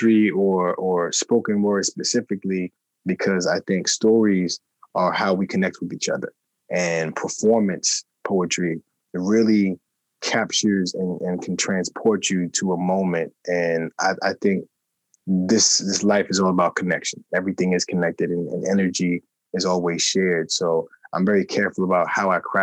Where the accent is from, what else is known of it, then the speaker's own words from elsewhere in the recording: New York City, New York, United States; I'm from Queens, New York, originally